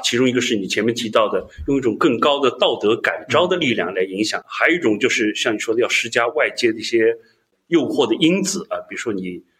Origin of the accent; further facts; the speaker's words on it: China; 我们中国人